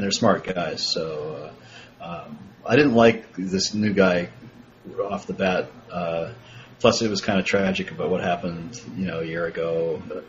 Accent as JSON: {"language": "English", "town": "Northampton", "region": "Massachusetts", "country": "United States", "said": "from Western Massachusetts, the town of Northampton"}